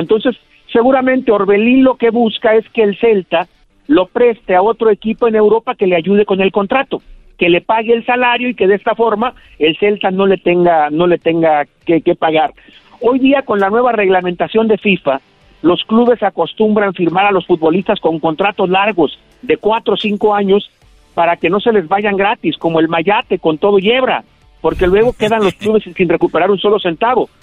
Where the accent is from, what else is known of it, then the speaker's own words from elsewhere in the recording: Moyahua, Zacatecas, Mexico; now in Guadalajara, Mexico; Yo nací muy cerca de Guadalajara, en un ranchito de menos de mil habitantes que se llama Santa Rosa, pero que es municipio de Moyagua, Zacatecas.